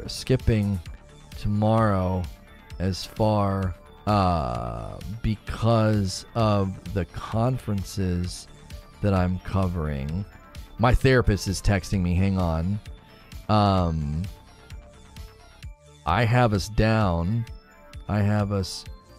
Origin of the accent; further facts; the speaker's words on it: Northern Ohio, United States; moved away as an adult; now in Louisville, United States; I'm originally from Northern Ohio. I'm in Louisville, Kentucky for officially this year